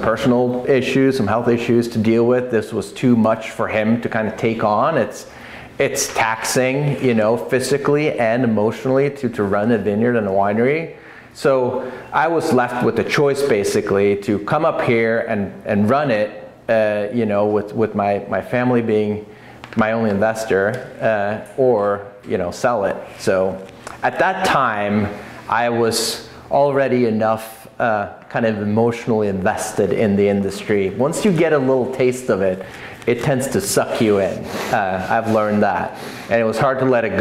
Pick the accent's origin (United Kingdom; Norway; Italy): Norway; moved away as an adult; now in Oregon, United States; my childhood friend that I grew up with in Oscar, it's just south of Oslo I grew up